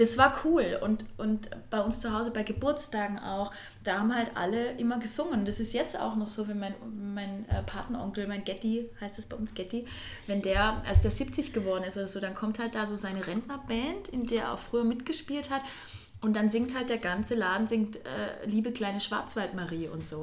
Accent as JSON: {"language": "German", "town": "Furtwangen", "region": "Baden-Württemberg", "country": "Germany", "tie": "born or raised there", "said": "Also wo ich herkomme, ich bin auf der höchstgelegenen Schule Deutschlands zur Schule gegangen. Das ist, die nennt sich halt Eliteschule des Sports, weil dort auch das Skiinternat ist in Furtwangen"}